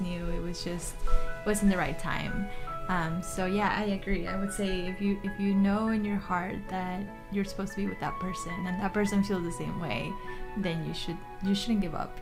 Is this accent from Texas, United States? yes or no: yes; New Braunfels, Texas, United States; also born or lived in Mexico City, Mexico; I'm originally from Mexico City, but I grew up in New Braunfels. So I've been here for over 20 years now.